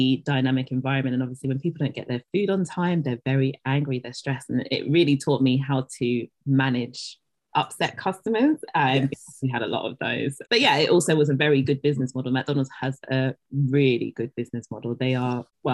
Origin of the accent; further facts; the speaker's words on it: London, United Kingdom; also born or lived in Dagenham / East Ham; But I was born in East London and pretty much have remained in East London and started off in East Ham and then moved to Dagenham